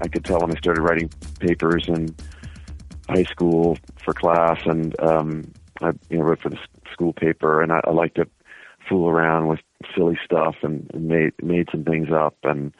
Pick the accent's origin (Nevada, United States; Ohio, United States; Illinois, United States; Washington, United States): Ohio, United States; Cincinnati; Grew up in Cincinnati in the suburbs.